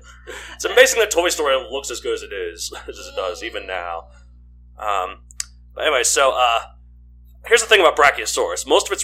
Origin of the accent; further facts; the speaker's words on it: Texas, United States; I grew up in Texas too.